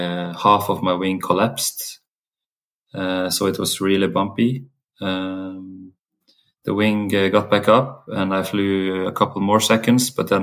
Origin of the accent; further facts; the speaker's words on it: Volda, Møre og Romsdal, Norway; I grew up in Volda. It's a small town in the middle of Sunnmøre Alps at the west coast in Norway.